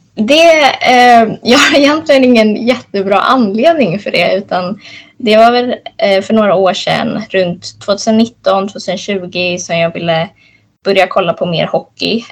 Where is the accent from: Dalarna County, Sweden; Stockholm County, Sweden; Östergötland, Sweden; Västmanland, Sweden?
Stockholm County, Sweden; Stockholm; jag är 23 år och uppväxt i Stockholm